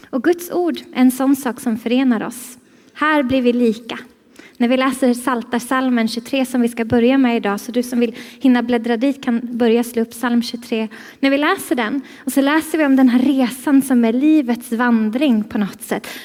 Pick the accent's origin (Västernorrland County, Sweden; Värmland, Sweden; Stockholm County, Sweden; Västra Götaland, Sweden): Stockholm County, Sweden; Stockholm; Alltså jag är ju stockholmare. Jag vet att det inte riktigt låter som det nu, men det är för att jag har varit här sedan igår och då blir det så här.